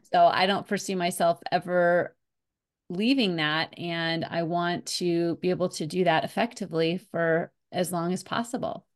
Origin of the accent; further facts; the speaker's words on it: Colorado, United States; moved away as an adult; also born or lived in New York; they had an office in my hometown here in Colorado. So I came back to Colorado